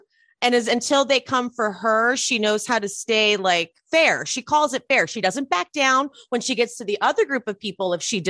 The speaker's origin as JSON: {"language": "English", "town": "Los Angeles", "region": "California", "country": "United States", "tie": "born or raised there", "said": "growing up in Los Angeles, Jersey couldn't be further from what I grew up with."}